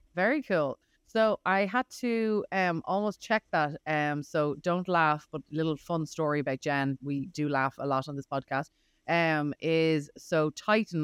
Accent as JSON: {"language": "English", "country": "Ireland", "moved": "yes", "lives_now": "United States", "said": "I'm from Ireland"}